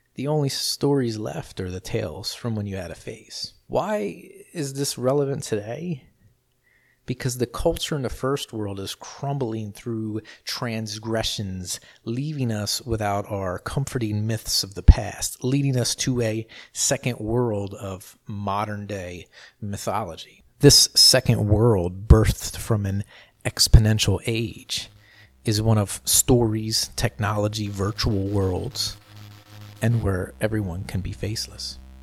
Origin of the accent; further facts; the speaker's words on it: New Jersey, United States; I grew up in South Jersey, which was a stone's throw from Philadelphia